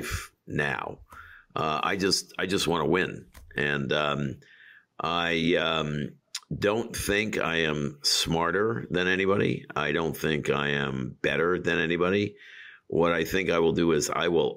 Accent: New York City, New York, United States; I grew up in Queens, and Queens in hard scrabble Queens

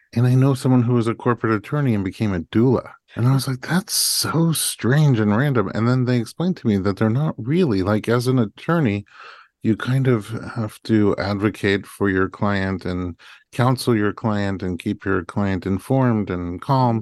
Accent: New York, United States; I'm a New Yorker

